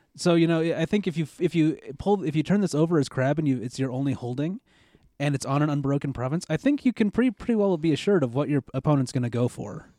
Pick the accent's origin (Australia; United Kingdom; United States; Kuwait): United States; being an American